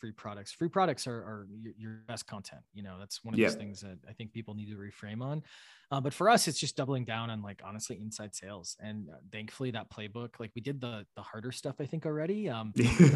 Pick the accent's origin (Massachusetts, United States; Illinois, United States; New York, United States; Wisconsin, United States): Wisconsin, United States; moved away as an adult; also born or lived in Washington, D.C.; now in Boston, United States; I grew up milking cows in Wisconsin.